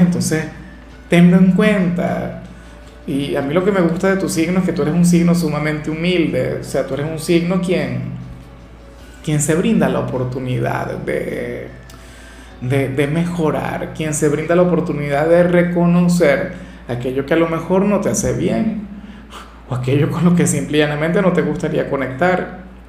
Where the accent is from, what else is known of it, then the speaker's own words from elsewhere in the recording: Venezuela; En mi país, en Venezuela